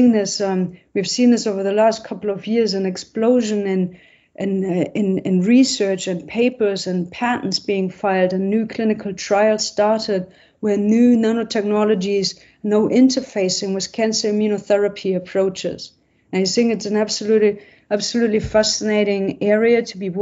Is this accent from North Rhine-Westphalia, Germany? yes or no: yes; Essen, North Rhine-Westphalia, Germany; moved away; I'm from Essen, which is nearby Cologne and Düsseldorf